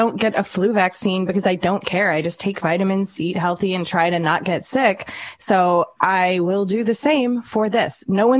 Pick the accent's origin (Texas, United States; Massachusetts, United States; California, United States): Massachusetts, United States; I'm from Massachusetts, so super, liberal state.